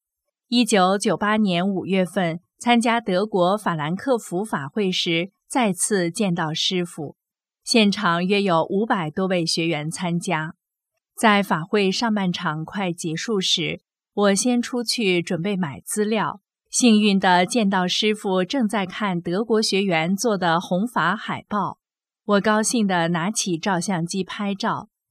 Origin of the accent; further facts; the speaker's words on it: Taiwan; 我赶紧说：“师傅，我是台湾来的。”